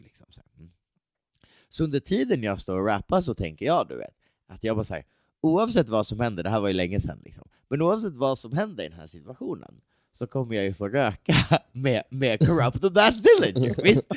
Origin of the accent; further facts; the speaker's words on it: Sweden; jag är svensk rappare